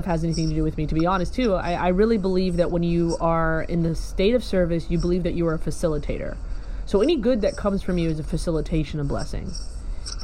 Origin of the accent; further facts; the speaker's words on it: the South, United States; also born or lived in Kentucky / Alabama; I grew up in the South